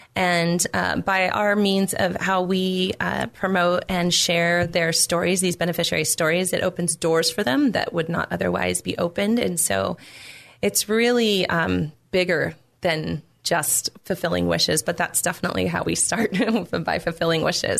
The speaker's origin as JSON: {"language": "English", "town": "Temecula", "region": "California", "country": "United States", "tie": "born or raised there", "said": "I grew up in Temecula um, in a very solid home"}